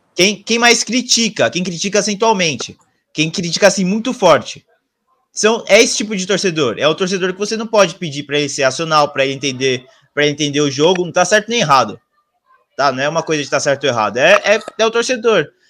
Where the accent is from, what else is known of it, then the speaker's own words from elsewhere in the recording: Brazil; a gente como é, brasileiro